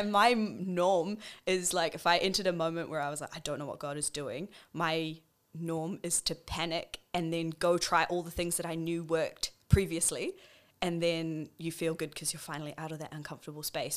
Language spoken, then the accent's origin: English; Wellington, New Zealand; now in Auckland, New Zealand; I grew up in Wellington. I'm a pastor's kid. I have grown up within the church and then moved up to Auckland